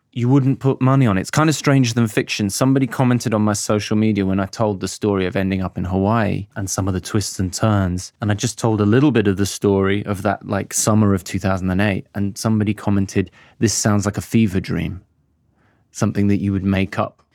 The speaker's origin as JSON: {"language": "English", "town": "Birmingham", "region": "West Midlands", "country": "United Kingdom", "tie": "born or raised there", "also_born_or_lived": "London", "moved": "yes", "said": "I grew up in Birmingham. Mm and I grew up in Handsworth Wood"}